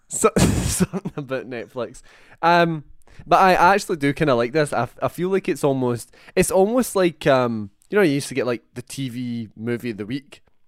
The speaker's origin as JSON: {"language": "English", "region": "Scotland", "country": "United Kingdom", "said": "a couple of Scotsmen"}